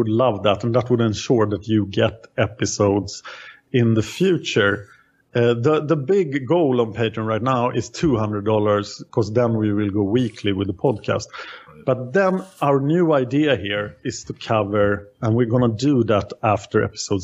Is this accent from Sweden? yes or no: yes; Sweden; I am from Sweden